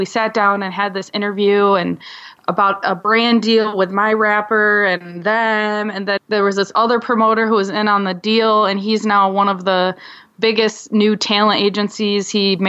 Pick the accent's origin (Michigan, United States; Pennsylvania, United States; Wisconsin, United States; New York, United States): Michigan, United States; also born or lived in California; now in Michigan City, United States; And I grew up most of my life in Michigan, but my family, we kind of moved around a lot.